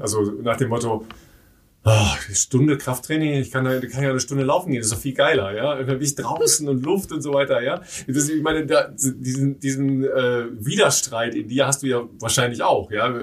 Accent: Dorsten, North Rhine-Westphalia, Germany; das ist nicht so ganz weit weg von meiner Heimat. Ja. Ich komme aus Dorsten.

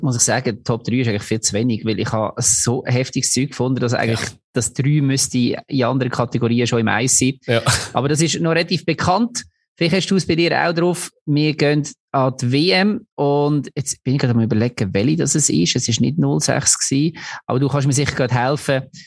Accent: Switzerland; als Schweizer

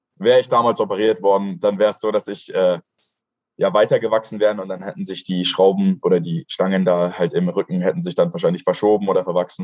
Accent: Kochel am See, Bavaria, Germany; ich komme aus Kochel am See. Das ist ein süßes kleines Dorf in Bayern.

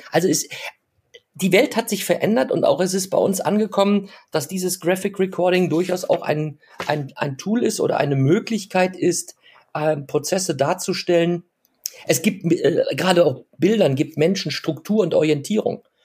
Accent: Germany; ich bezeichne uns ja jetzt als Deutsche

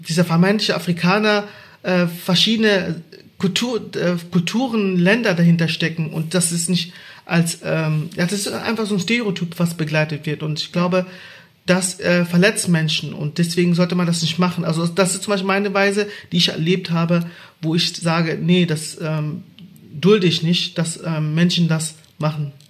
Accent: Baden-Württemberg, Germany; Ich bin in Baden-Württemberg groß geworden

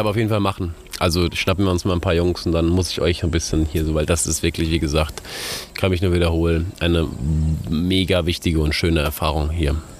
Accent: Germany; moved away as an adult; now in Ghana; bei uns in Europa oder jetzt in Deutschland

